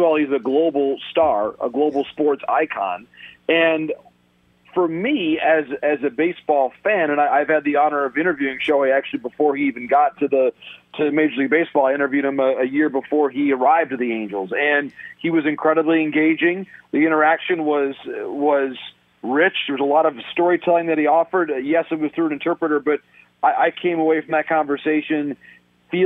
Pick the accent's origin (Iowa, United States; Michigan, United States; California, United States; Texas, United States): Michigan, United States; growing up in Michigan in the 1990s